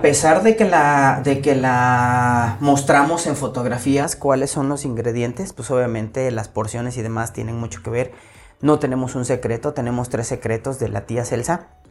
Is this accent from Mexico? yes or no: yes; Mexico; como buen mexicano